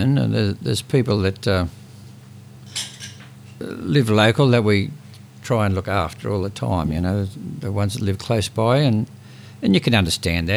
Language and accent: English; Cowra, New South Wales, Australia; also born or lived in Sydney; now in Newcastle, Australia; I come from Cowra out in the bush. There was no sort of local bands out there